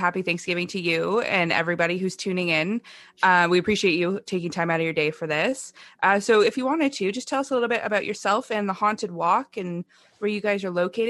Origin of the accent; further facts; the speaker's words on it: Ontario, Canada; We're from Ontario also.